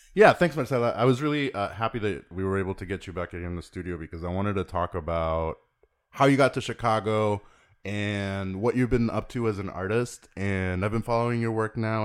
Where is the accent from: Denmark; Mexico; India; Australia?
Mexico; I grew up in Mexico, but the, you know, my dad is from Texas